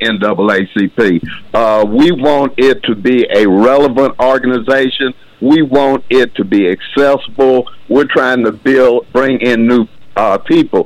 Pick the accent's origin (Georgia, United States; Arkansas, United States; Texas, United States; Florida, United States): Arkansas, United States; Hope; also born or lived in Jonesboro, Arkansas; Was born and raised in Hope, Arkansas.